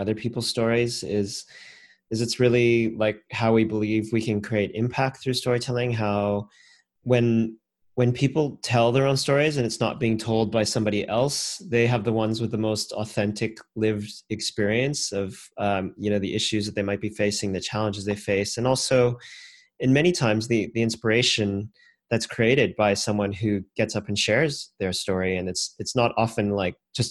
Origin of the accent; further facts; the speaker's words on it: Canada; now in Australia; as a Canadian and you know, now an Aussie a few years later